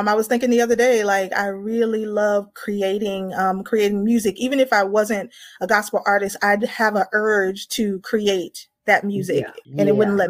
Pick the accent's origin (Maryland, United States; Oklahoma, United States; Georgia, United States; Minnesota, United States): Georgia, United States; Atlanta; I've been in Atlanta, Georgia for a very long time. So I say I'm from Atlanta